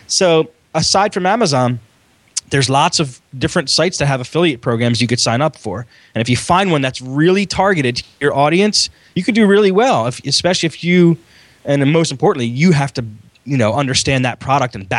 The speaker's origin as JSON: {"language": "English", "town": "Philadelphia", "region": "Pennsylvania", "country": "United States", "said": "I'm a guy from Philly"}